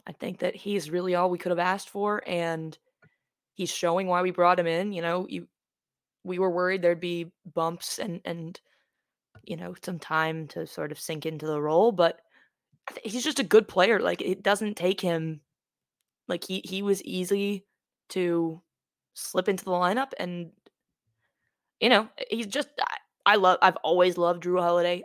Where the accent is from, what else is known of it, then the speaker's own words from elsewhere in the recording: Maine, United States; my, my home state